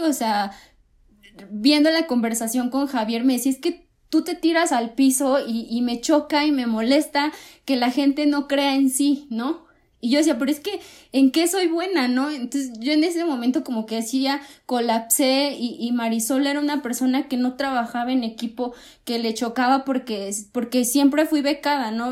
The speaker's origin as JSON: {"language": "Spanish", "town": "Coatzacoalcos", "region": "Veracruz", "country": "Mexico", "moved": "yes", "said": "yo soy de Cuatza"}